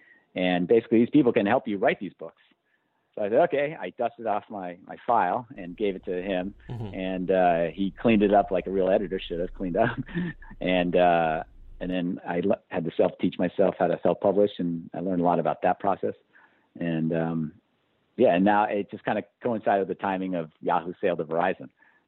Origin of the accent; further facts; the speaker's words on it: Poughkeepsie, New York, United States; Both my parents worked for IBM. I'm from Poughkeepsie, New York.